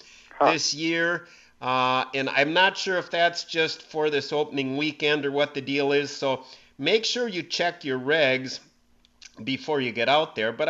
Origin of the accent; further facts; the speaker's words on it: Brown County, Wisconsin, United States; growing up in Brown County